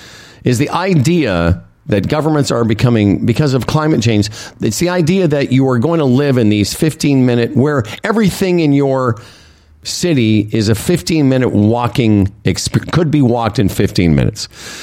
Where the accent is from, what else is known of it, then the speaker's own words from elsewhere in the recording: Moose Jaw, Saskatchewan, Canada; moved away; ever since I moved from Moose Jaw, everywhere I've lived, and I've lived in some big cities, New York, you know, and Los Angeles, Montreal, Toronto, I used to try to explain that to my friends in Moose Jaw.